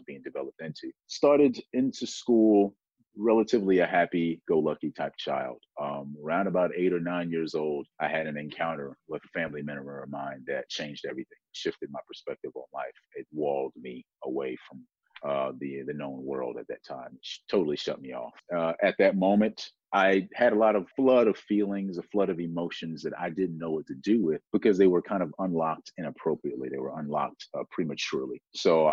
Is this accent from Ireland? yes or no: no; South Carolina, United States; I grew up in South Carolina